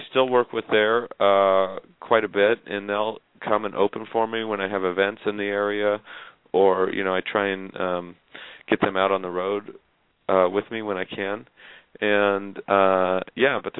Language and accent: English; southeastern Idaho, United States; now in New York, United States; I'm from a very small town in Idaho. That's where I grew up